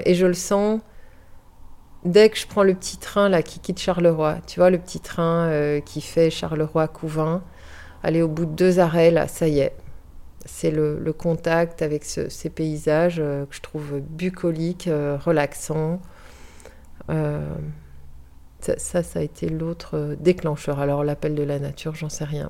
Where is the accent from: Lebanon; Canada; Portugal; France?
Portugal; moved away as an adult; also born or lived in Brussels, Belgium; now in Viroinval, Belgium; je suis née à Bruxelles d'un papa portugais, d'une maman française. Et suite à la chute de la dictature au Portugal, on a été vivre au Portugal. Donc j'ai vécu de mes 4 ans à mes 18 ans